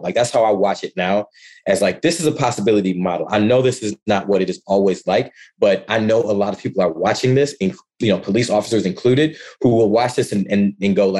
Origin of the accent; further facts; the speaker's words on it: Ann Arbor, Michigan, United States; moved away as an adult; also born or lived in Ypsilanti, Michigan / Kent, Ohio; Born and raised in Ann Arbor, Michigan